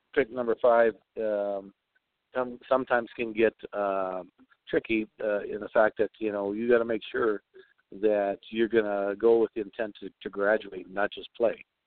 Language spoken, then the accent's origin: English; Chicago, Illinois, United States; When I grew up in Chicago